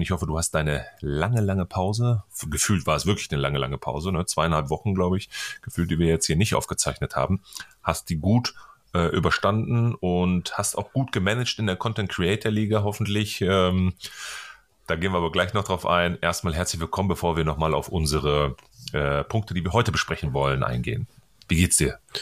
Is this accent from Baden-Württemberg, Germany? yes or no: no; North Rhine-Westphalia, Germany; ich komme ja aus Ostwestfalen hier